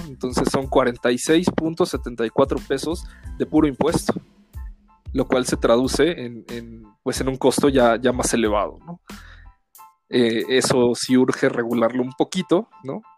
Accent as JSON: {"language": "Spanish", "country": "Mexico", "said": "abusamos un poco del picante como buenos mexicanos"}